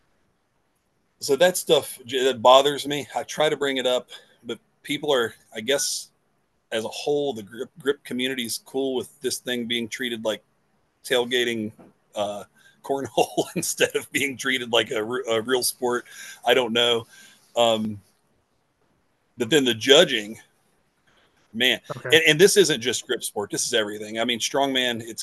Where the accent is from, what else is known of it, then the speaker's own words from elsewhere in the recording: West Virginia, United States; I'm from West Virginia.